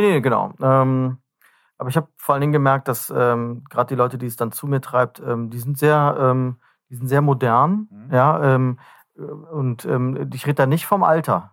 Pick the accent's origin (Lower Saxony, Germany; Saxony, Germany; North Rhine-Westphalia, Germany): North Rhine-Westphalia, Germany; wenn wir uns mal als äh, Rheinländer bezeichnen